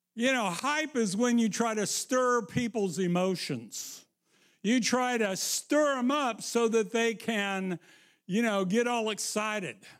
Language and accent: English; Missouri, United States; I'm from Missouri